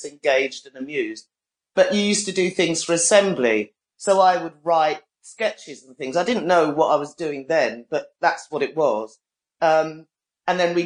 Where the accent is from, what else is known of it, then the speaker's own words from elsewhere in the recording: London, United Kingdom; also born or lived in Bolton; I was born in Brixton, and I have, in all that time, I've moved about a mile away from where I was born